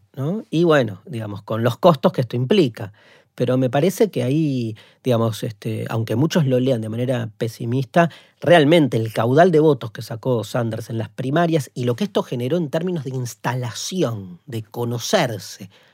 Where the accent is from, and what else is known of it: Argentina